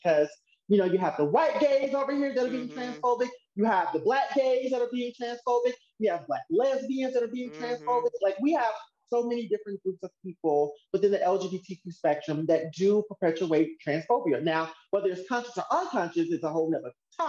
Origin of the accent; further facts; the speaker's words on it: Mississippi, United States; now in California, United States; growing up in Mississippi